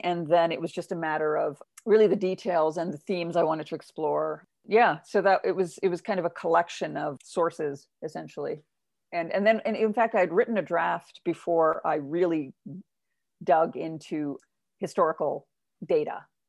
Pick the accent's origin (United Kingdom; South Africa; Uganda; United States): Uganda; people would ask me, as they do, because I'm a woman of color growing up, well, where are you from? And I would say Uganda.